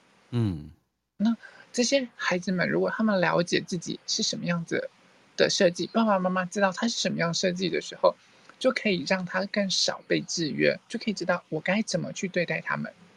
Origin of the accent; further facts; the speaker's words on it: Thailand; Chinese is a second language; 好，其实我是泰国人，